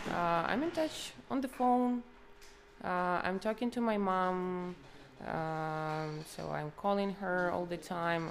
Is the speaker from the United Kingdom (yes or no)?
no; Kharkiv Oblast, Ukraine; moved away as an adult; also born or lived in Kyiv; I'm Ukrainian. Uh, like I've been living in uh, Kiev for eight years, but originally I'm from Kharkiv region